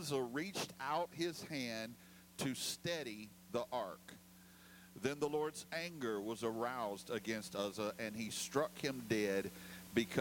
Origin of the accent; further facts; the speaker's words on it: Louisiana, United States; moved away as an adult; back in my home state of Louisiana. Actually, just this week, I just moved back to Baton Rouge